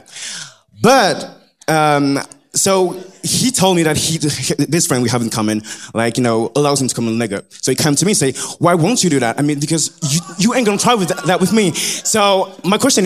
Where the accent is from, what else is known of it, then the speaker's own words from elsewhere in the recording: France; I'm from France